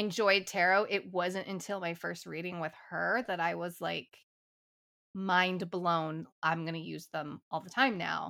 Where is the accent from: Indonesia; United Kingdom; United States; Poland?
United States; St. Louis, Missouri; I am from Saint Louis, Missouri